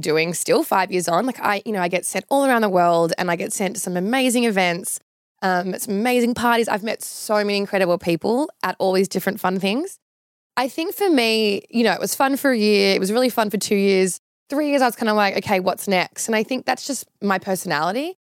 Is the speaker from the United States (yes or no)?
no; Sydney, New South Wales, Australia; moved away as an adult; now in Melbourne, Australia; from Sydney originally. Grew up, um, in, like, an, a suburb near Lane Cove called Gladesville.